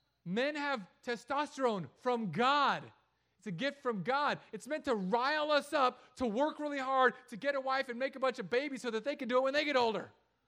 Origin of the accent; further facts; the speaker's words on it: San Diego, California, United States; also born or lived in Hawaii / Los Angeles; because I grew up in San Diego, Hawaii, Los Angeles, and here. That's it. I've only lived in beach cities.